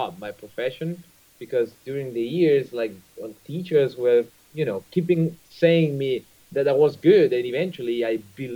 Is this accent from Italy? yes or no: yes; Italy; English is a second language; coming from Italy